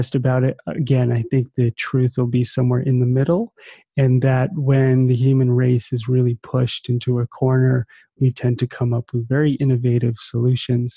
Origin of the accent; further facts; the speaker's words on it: New Jersey, United States; growing up in New Jersey on the East Coast, kind of in the shadow of Manhattan.